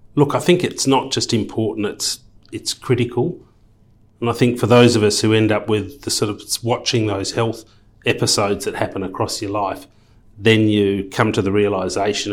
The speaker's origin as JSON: {"language": "English", "town": "Perth", "region": "Western Australia", "country": "Australia", "tie": "born or raised there", "also_born_or_lived": "London / Sydney / Luxembourg", "moved": "as an adult", "said": "born and bred in Perth, left school at fifteen"}